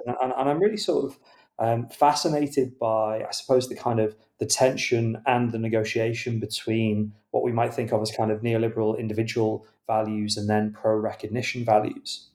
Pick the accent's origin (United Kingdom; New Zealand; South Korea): United Kingdom; as a British reader